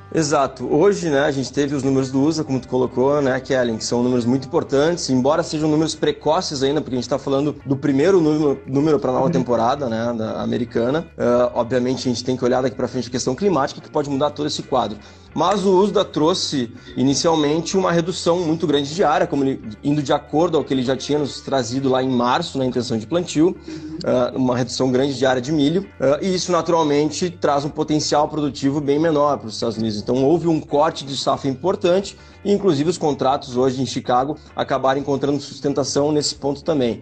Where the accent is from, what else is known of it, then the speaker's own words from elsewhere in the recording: Uruguaiana, Rio Grande do Sul, Brazil; eu sou de Uruguaiana. Sou de Uruguaiana e, e tô aqui na fronteira com a Argentina